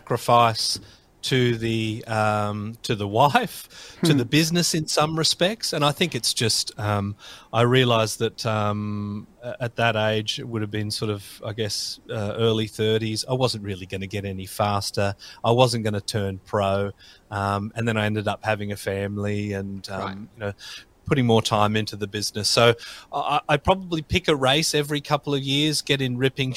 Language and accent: English; Yerong Creek, New South Wales, Australia; also born or lived in Penrith; I was born in Penrith, and left there when I was two, not by myself, obviously, and went to a little town called Yerong Creek, which nobody has ever really heard of. It's half an hour drive from Wagga Wagga